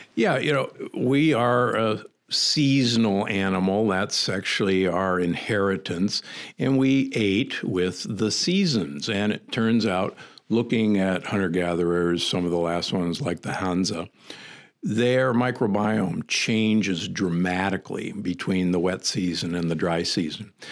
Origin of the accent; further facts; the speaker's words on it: Midwest, United States; also born or lived in Omaha / Saint Louis; growing up in the Midwest